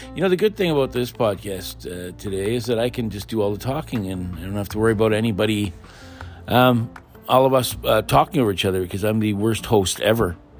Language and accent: English; Pine Falls, Manitoba, Canada; that's where I grew up in Pine Falls